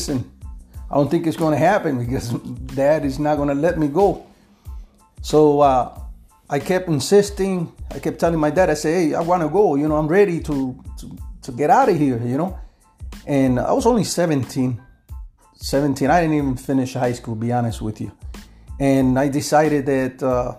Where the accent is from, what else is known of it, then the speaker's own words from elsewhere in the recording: Quebradillas, Puerto Rico; moved away as an adult; now in Chicago, United States; I was born in Puerto Rico, in Quebradilla. I lived there until I was 17, and then I came to Chicago.